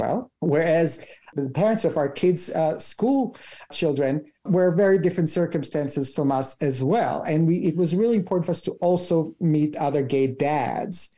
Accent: Israel; moved away as an adult; I'm from Israel, my husband's Canadian

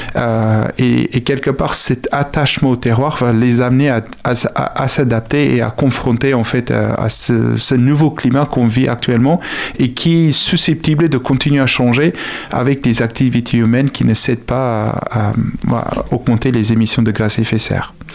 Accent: South Africa; French is a second language; now in France; je suis originaire d'Afrique du Sud.

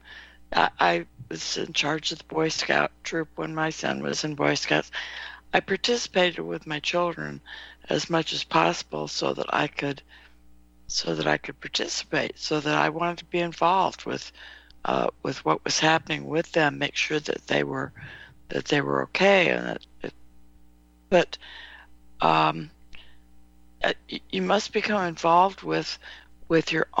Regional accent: California, United States; also born or lived in Nevada; I was born in Nevada, grew up in California

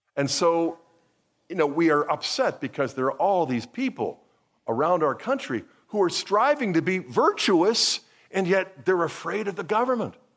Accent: Pittsburgh, Pennsylvania, United States; I grew up here in Pittsburgh

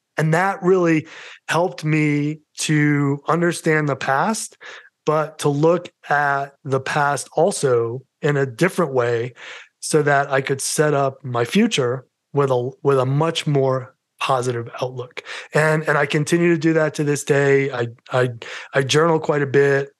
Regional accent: New York City, New York, United States; accent: New York; moved away as an adult; now in Colorado, United States; my New York accent

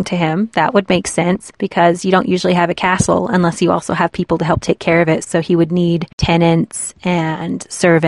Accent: United States; we as Americans

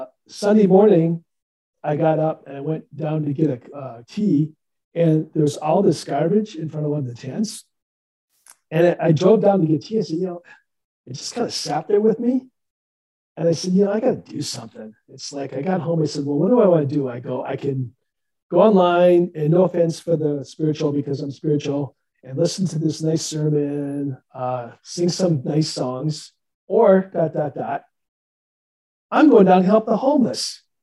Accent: Midwest, United States; moved away; I'm from Midwest initially

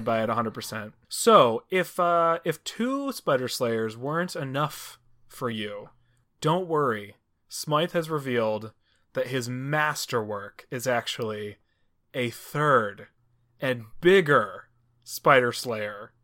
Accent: Cleveland, Ohio, United States; my hometown of Cleveland.

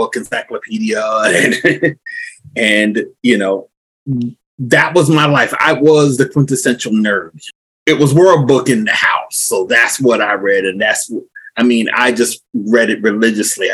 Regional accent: Somerset, New Jersey, United States; I was born here, well, not here where I'm at right now, but in North New Jersey. I was raised here where I'm at right now, Somerset, New Jersey.

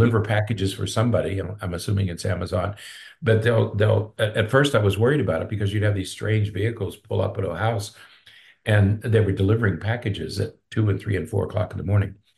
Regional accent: Pennsylvania, United States; now in Florida, United States; I'm from Pennsylvania

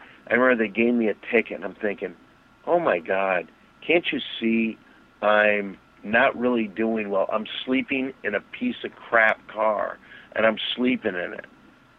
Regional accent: Saginaw Township, Michigan, United States; I came from Saginaw Township, Michigan, kind of off the bus

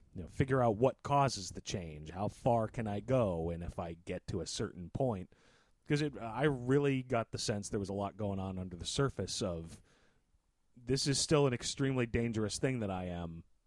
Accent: United States; being an American

